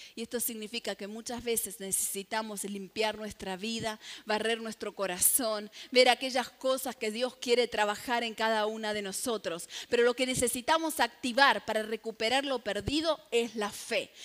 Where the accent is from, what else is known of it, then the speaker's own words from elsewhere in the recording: Santa Fe, Argentina; Como buena santafesina